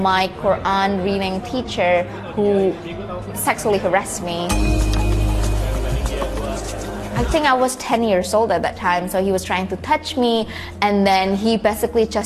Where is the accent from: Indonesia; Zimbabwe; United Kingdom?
Indonesia; Jakarta; I'm from Jakarta, Indonesia.